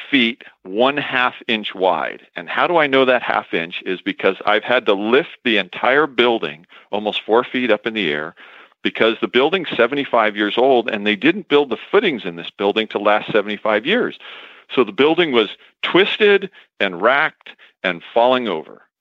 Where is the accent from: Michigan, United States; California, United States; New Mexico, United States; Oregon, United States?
Oregon, United States; White City; from White City, Oregon, and you are listening to a special Horse Husbands Only edition of Horses in the Morning on the Horse Radio Network